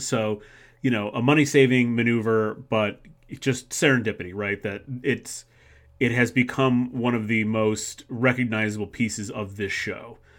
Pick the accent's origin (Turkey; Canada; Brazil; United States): United States; Macedonia, Ohio; my hometown of Macedonia, Ohio